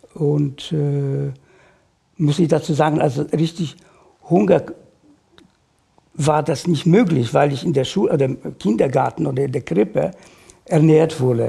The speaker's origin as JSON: {"language": "German", "town": "Warsaw", "region": "Masovian Voivodeship", "country": "Poland", "tie": "born or raised there", "second_language": "German", "moved": "as an adult", "lives_now": "Germany", "said": "Ich bin geboren in Warschau äh, 1953"}